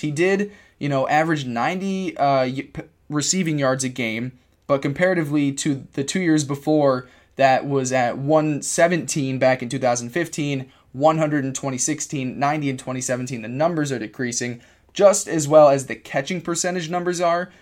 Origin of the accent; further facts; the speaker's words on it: Cortland, New York, United States; at SUNY Cortland in my hometown